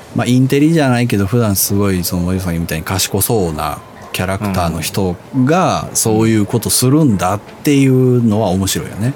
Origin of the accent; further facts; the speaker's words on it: Osaka / Kansai, Japan; その大阪、関西から出たことが俺ほとんどないから